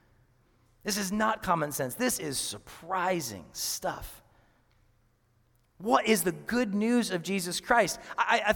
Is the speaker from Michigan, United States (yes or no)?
no; Seattle, Washington, United States; moved away; I'm from Seattle